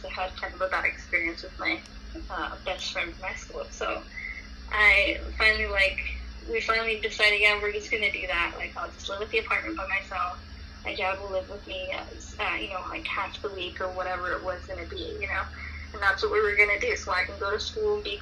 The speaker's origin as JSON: {"language": "English", "town": "Hesperia", "region": "California", "country": "United States", "said": "where I'm from Hesperia, California. That's where I'm at right now"}